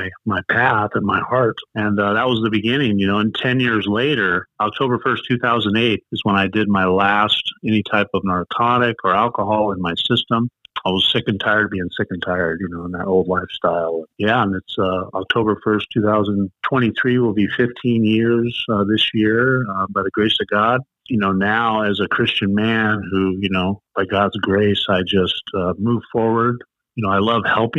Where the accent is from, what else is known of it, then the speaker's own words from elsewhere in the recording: San Diego, California, United States; moved away as an adult; now in Ventura County, United States; I'm from San Diego, born and raised